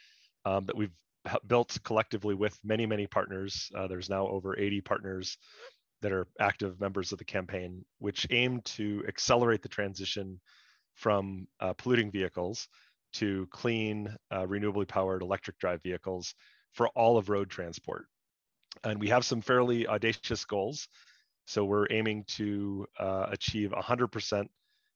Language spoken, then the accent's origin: English; northern rural Wisconsin, United States; I grew up in the Midwest, northern rural Wisconsin.